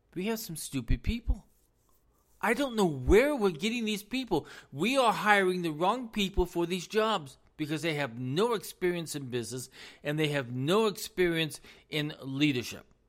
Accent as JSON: {"language": "English", "country": "United States", "said": "as American citizens"}